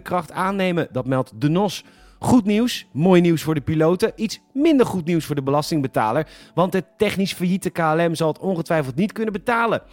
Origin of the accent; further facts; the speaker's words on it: Netherlands; We zijn als Nederlanders zo trots op onze service